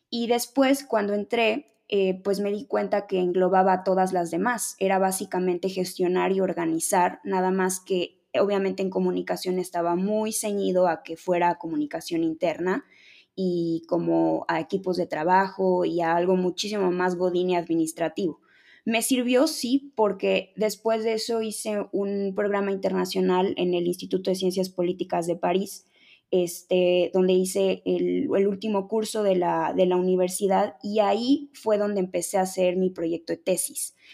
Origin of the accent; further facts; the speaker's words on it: Mexico City, Mexico; soy de la Ciudad de México, nací en la Ciudad de México